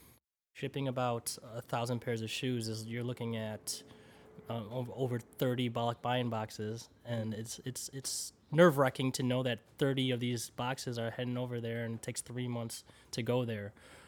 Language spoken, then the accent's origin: English; Philippines; proud Filipino, every time I go back to the Philippines, I'm so proudful. I'm like, man, dude, I love being a Filipino, you know?